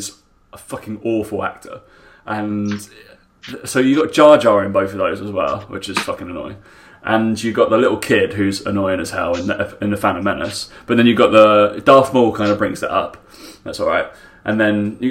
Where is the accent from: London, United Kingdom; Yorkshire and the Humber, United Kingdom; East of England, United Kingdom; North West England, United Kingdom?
East of England, United Kingdom; Essex; I'm from Essex, as you can tell from my accent.